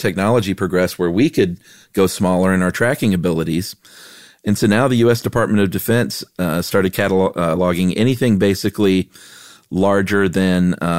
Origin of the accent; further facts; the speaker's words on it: Buffalo, New York, United States; I'm from Buffalo.